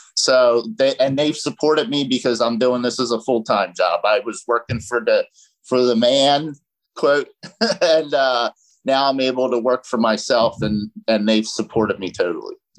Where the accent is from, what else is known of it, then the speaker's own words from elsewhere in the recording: New Jersey, United States; moved away as an adult; now in Delaware County, United States; I grew up in South Jersey